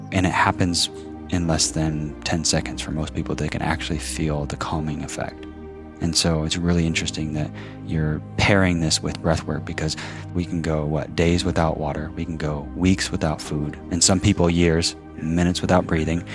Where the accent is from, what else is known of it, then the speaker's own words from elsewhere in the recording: Kansas, United States; also born or lived in Phoenix, Arizona; born in Phoenix, Arizona. Um, have plenty of family there, but then my dad, after my mom died, moved us, my brother and I, to Kansas and grew up on a forty-acre farm